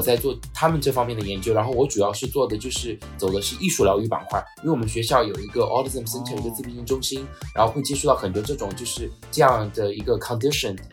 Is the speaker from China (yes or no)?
yes; China; 我们就是中国人